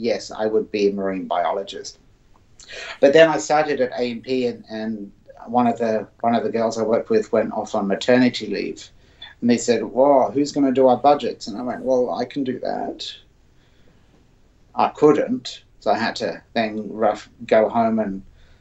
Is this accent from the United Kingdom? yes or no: yes; Surrey, South East England, United Kingdom; I grew up in England in a county called Surrey.